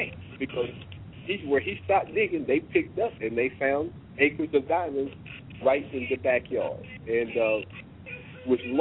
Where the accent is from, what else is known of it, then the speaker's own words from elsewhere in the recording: Oklahoma, United States; moved away; also born or lived in Washington, D.C.; I'm originally from Oklahoma. Stayed in D.C. for about 25 years and decided to come home. And I'm back in Oklahoma now.